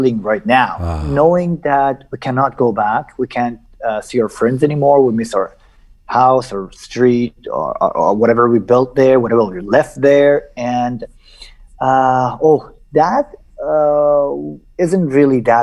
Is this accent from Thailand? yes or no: no; Iran; born or raised there; also born or lived in Najaf, Iraq